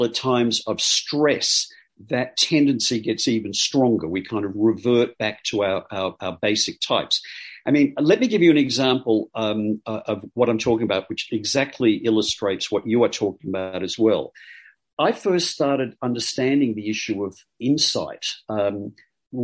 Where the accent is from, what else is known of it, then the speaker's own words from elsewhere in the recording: Australia; I'm Australian